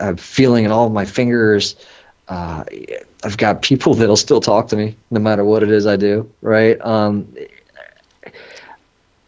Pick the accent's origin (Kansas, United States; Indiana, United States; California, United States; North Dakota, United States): California, United States; San Francisco; I was born in San Francisco, you know, straight out of the 70s, had the hippie mom